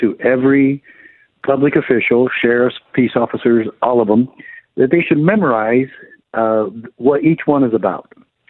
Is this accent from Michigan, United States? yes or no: no; near Eastern Arizona College, United States; Eastern Arizona College, where right near my hometown and where I used to be sheriff.